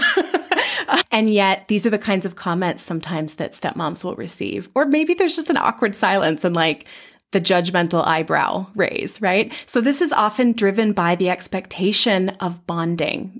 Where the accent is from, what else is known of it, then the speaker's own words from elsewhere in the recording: Bay Area, California, United States; moved away as an adult; now in Twin Cities, United States; I'm from the Bay Area in California originally